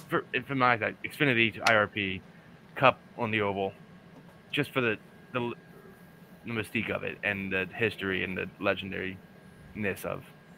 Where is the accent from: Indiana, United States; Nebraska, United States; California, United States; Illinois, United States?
Indiana, United States; I'm from Indiana.